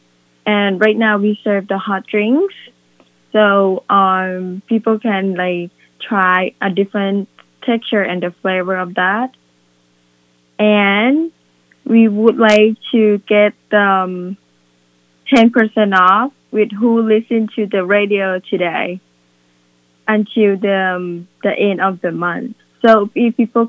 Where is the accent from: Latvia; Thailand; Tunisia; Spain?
Thailand; moved away as an adult; now in Willimantic, United States; We are from Thailand